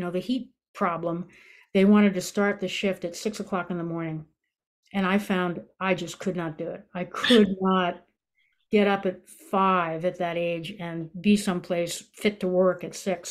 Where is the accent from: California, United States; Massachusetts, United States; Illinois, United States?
Massachusetts, United States; I grew up in Massachusetts